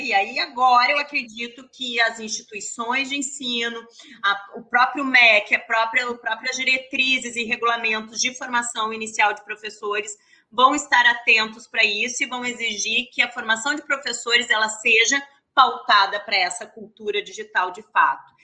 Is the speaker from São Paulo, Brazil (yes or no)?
no; Porto Alegre, Rio Grande do Sul, Brazil; moved away as an adult; now in Rio de Janeiro, Brazil; eu sou gaúcha de Porto Alegre